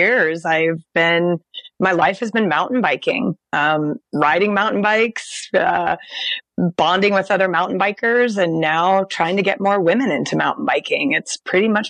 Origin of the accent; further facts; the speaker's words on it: Portland, Oregon, United States; now in Bend, United States; I grew up in Portland, mm-hmm. But I now live in Bend, which is more of a mountain town